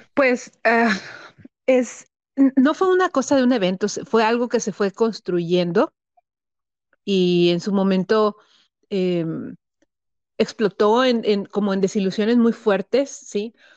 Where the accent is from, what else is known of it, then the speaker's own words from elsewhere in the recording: Tampico, Tamaulipas, Mexico; also born or lived in Guanajuato; now in Monterrey, Mexico; yo soy de Tampico y ambos vivimos ahorita, ahorita en Monterrey